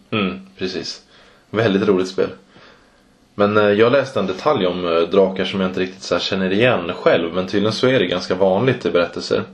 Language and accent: Swedish; Mora, Dalarna County, Sweden; I Mora där jag kommer ifrån